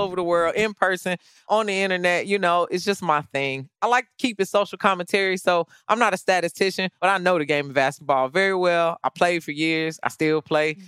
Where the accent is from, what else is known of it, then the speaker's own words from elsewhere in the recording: Chicago, Illinois, United States; I grew up in Chicago during the Michael Jordan era